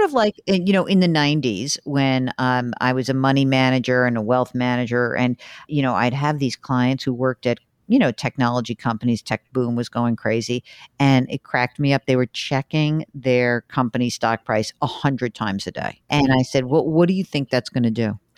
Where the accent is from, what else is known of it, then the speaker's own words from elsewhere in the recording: New York, United States; I am the New Yorker